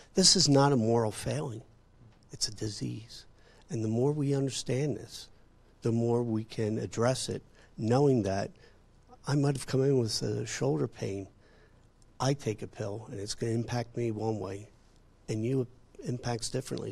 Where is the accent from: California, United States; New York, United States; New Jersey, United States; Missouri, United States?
New Jersey, United States; I come from New Jersey